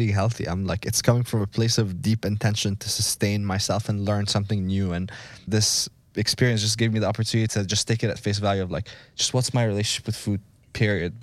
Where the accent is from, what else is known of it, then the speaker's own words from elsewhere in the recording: Egypt; moved away; I grew up in Egypt